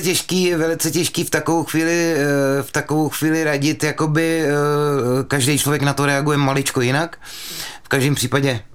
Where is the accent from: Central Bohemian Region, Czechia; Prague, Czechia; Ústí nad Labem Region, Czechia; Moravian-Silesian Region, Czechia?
Central Bohemian Region, Czechia; Mělník; původem jsem z Mělníka, byly tam školy a na každé škole byla půjčovna lyží